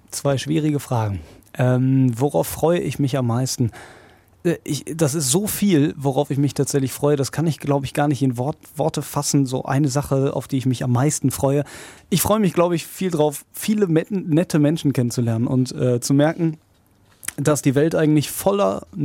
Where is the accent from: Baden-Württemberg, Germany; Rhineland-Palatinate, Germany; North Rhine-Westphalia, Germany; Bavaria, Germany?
North Rhine-Westphalia, Germany; Hagen; Ich äh, liebe ja meine Heimatstadt hier und äh, natürlich auch diesen Sender